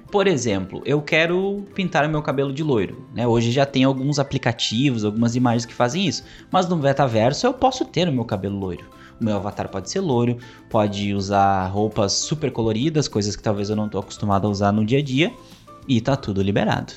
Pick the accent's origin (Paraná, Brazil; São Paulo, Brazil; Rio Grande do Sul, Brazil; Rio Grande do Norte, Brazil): Rio Grande do Sul, Brazil; Santa Cruz do Sul; eu sou de Santa Cruz, né, e lá tem a livraria Iluminura